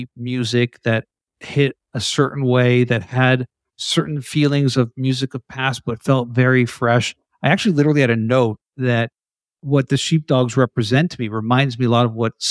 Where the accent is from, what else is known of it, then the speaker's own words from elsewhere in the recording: Canada; people can't identify my accent as Canadian. And I tried as hard as I could to be US based. And to this day, it's the same thing where wherever I am, people are shocked when they hear I'm Canadian.